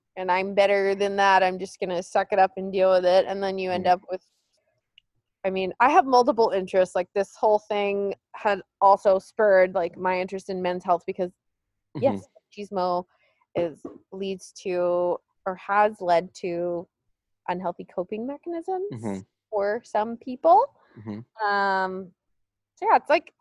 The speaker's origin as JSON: {"language": "English", "town": "El Paso", "region": "Texas", "country": "United States", "tie": "born or raised there", "said": "growing up in El Paso"}